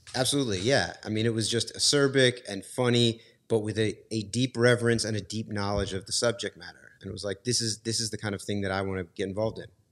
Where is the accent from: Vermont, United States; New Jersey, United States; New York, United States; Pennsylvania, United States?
New York, United States; I, I grew up in New York. My, my mom moved there, um, when I was five years old